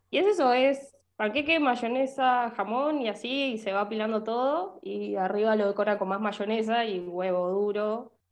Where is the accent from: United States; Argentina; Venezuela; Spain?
Argentina; está bien, somos argentinos, México por otro lado